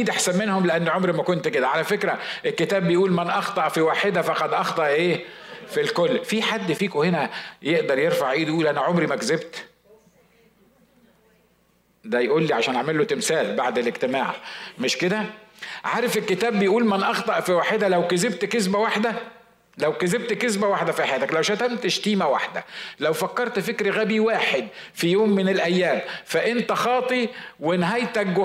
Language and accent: Arabic; Upper Egypt, Egypt; عندنا في الصعيد زمان كانوا بيقولوا عندنا مثل اسمه البيض الخربان يتكحرت على بعضه